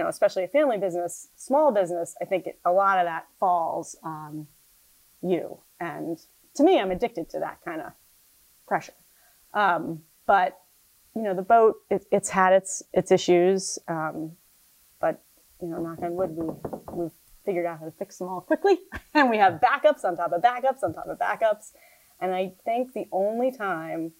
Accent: New Jersey, United States; moved away as an adult; now in Annapolis, United States; I'm from New Jersey

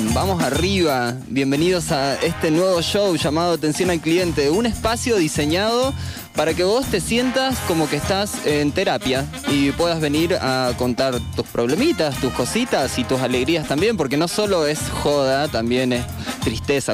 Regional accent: Argentina; Soy el primer argentino

